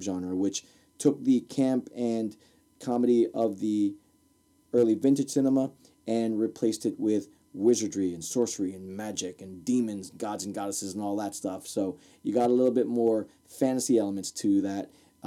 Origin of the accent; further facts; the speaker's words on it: Newark, New Jersey, United States; So I grew up in Newark, New Jersey.